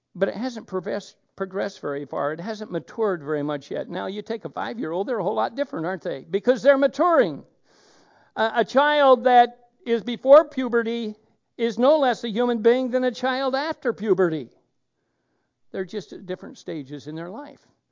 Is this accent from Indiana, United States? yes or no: no; Oregon, United States; moved away; I come from Oregon